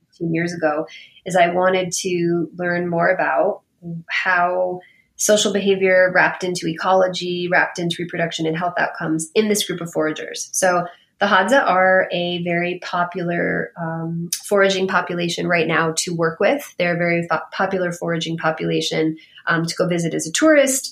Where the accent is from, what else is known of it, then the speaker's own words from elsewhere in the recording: Bay Area, California, United States; moved away; I am from the Bay Area. I am I'm from California originally